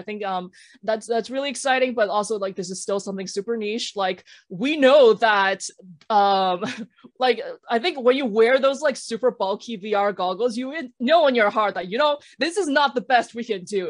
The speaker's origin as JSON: {"language": "English", "country": "Canada", "said": "I spent years unpacking my thoughts, my feelings about like being Chinese and being Chinese Canadian, being Chinese diaspora."}